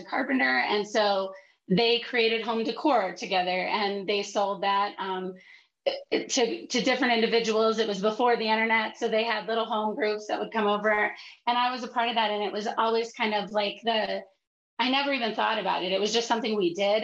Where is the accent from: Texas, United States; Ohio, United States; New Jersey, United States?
Ohio, United States; Athens; moved away; also born or lived in Cleveland, Ohio; I grew up in Athens, actually. And then I moved to Little Italy in Cleveland